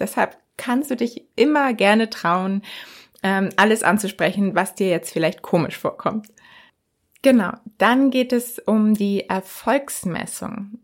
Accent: Germany; bei uns in Deutschland

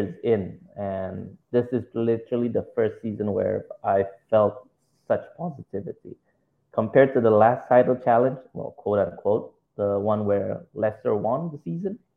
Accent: Indonesia; I'm from Indonesia

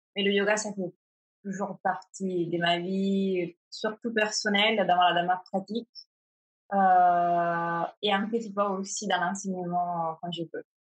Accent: Italy; French is a second language; moved away as an adult; also born or lived in Milan, Italy; now in Paris, France; je suis italienne

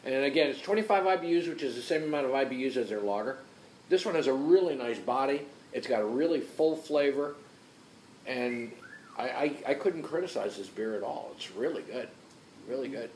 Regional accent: New Jersey, United States; I grew up in New Jersey

